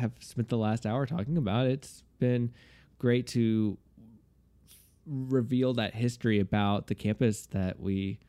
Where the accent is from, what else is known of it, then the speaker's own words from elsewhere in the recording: Houston, Texas, United States; I'm from Houston